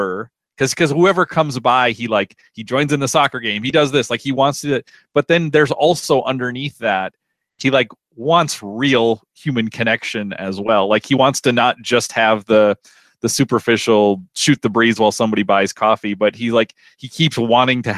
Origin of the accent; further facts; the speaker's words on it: Minnesota, United States; a Minnesotan